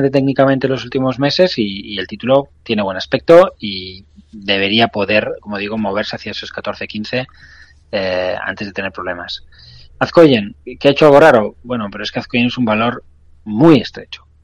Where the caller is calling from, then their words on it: Madrid, Community of Madrid, Spain; Hola, buenas tardes. … de Madrid.